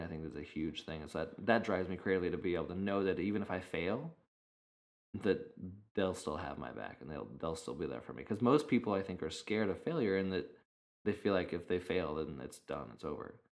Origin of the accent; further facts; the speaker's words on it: United States; also born or lived in Arizona, United States; now in California, United States; growing up in Idaho and in Arizona, there was I mean a lot of open space